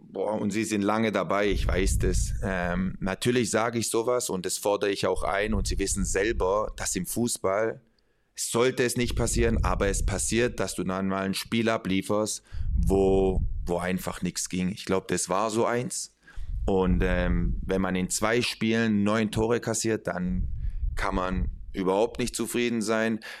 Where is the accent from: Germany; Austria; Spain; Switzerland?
Spain; Ja, ja, und trotzdem, hey, ich bin, ich bin Spanier. Ähm, das bedeutet emotional.